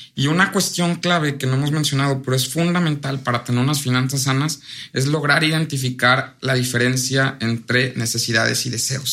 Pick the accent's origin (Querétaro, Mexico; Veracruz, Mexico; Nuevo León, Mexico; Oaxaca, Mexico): Veracruz, Mexico; Orizaba; Soy de Orizaba